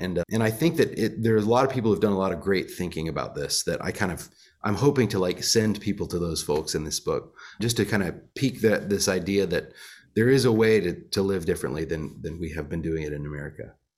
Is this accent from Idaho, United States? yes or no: no; Monticello, Illinois, United States; moved away; also born or lived in Florida / Nashville, Tennessee; Monticello, Illinois, where I grew up